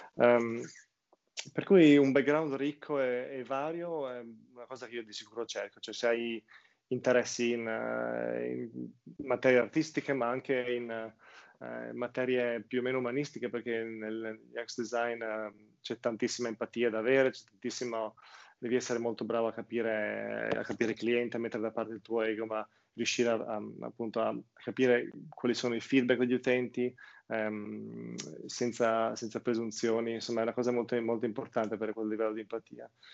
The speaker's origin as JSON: {"language": "Italian", "area": "outside Udine", "region": "Friuli-Venezia Giulia", "country": "Italy", "tie": "born or raised there", "also_born_or_lived": "Portugal", "moved": "as an adult", "lives_now": "London, United Kingdom", "said": "io comunque sono nato in Friuli, fuori Udine, una cittadina de, di milleduecento persone"}